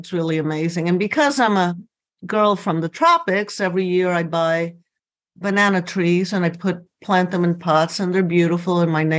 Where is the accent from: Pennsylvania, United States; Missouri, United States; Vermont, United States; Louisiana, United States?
Louisiana, United States; New Orleans; moved away as an adult; also born or lived in Cuba / Miami / Boston / Orlando; now in Salem, United States; I was born in Cuba, came to the United States when I was 8 years old, grew up in New Orleans, went to law school in New Orleans, then moved to Miami